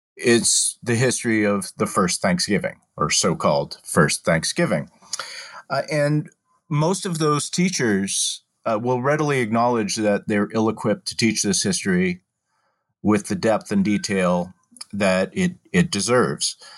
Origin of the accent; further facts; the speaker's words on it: Massachusetts, United States; moved away as an adult; also born or lived in Washington, D.C.; now in Philadelphia, United States; I was born and raised in Massachusetts